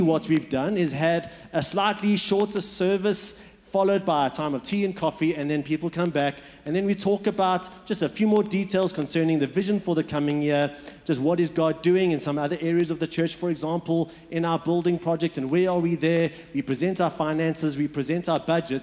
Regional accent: Port Elizabeth, Eastern Cape, South Africa; moved away; also born or lived in Johannesburg; I was born in Johannesburg, and then we moved, when I was about 7 years old, we moved to what's known as Port Elizabeth.

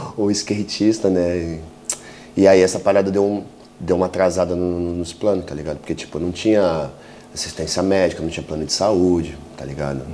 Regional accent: São Paulo, Brazil; Eu sou de São Paulo, uhum. da Zona Sul de São Paulo

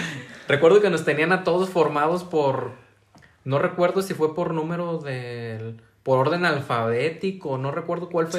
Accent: San Martín de Hidalgo, Jalisco, Mexico; yo del Guaje, todos los del Guaje se iban a la secundaria del Tepehuaje

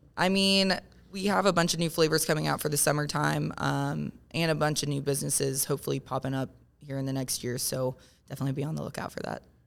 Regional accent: Parkersburg, West Virginia, United States; now in Morgantown, United States; I grew up in Parkersburg

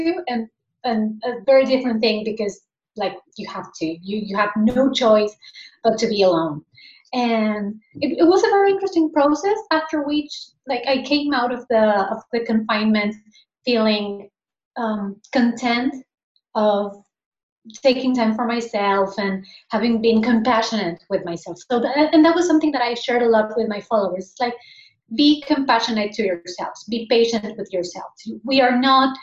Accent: Argentina; now in Spain; I'm originally from Argentina. Like I'm currently living in Spain, but I was born and raised in Argentina.

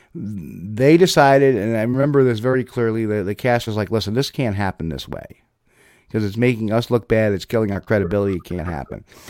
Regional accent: New Jersey, United States; I'm from New Jersey, so I understand his language

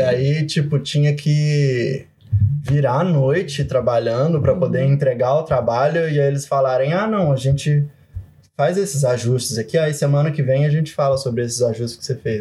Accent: Brazil; moved away as an adult; now in Canada; sou de cidade pequena, tipo, a cidade onde eu nasci tem 60 mil habitantes hoje em dia

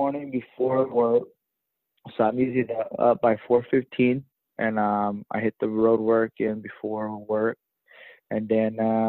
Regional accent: Blythe, California, United States; Blythe was a real small town. You you know everybody. A lot of your friends' parents work at the prison. There's two prisons there, Chuckwalla and Ironwood.

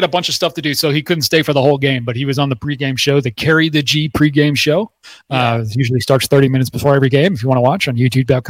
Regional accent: Wisconsin, United States; now in Arizona, United States; I'm originally from Wisconsin. So I was in Wisconsin for most of December.

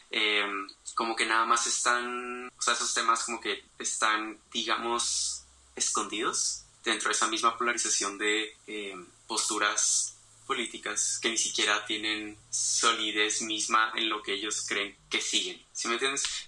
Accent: Mexico; nuestra identidad como mexicanos

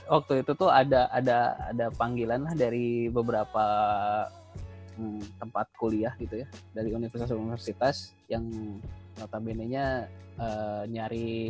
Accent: Gorontalo, Indonesia; maaf saya kan orang Gorontalo nggak bisa ngomong F.

